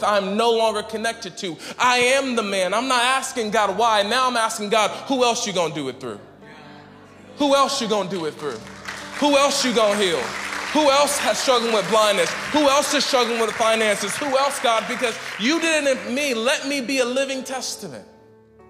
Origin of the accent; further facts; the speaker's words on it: Las Vegas, Nevada, United States; moved away; I'm from Las Vegas, and I went back to Vegas a few years ago